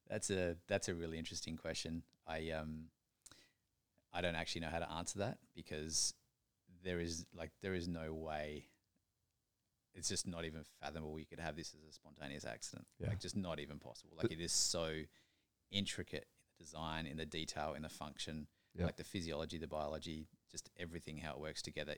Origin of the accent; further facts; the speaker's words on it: Adelaide, South Australia, Australia; Adelaide, actually. Down the bottom in the middle.